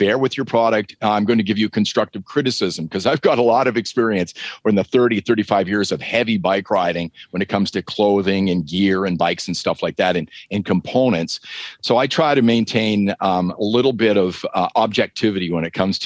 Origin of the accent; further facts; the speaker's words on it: southwestern Ontario, Canada; accent: Canadian; now in Calgary, Canada; my hometown, which is in southwestern Ontario